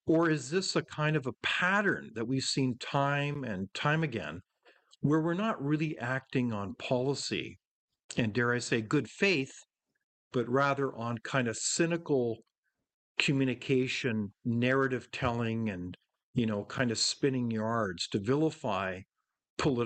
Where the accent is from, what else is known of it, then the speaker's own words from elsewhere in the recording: Canada; as a Canadian